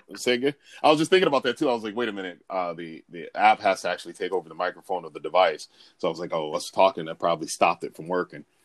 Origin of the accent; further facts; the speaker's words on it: United States; I'm all American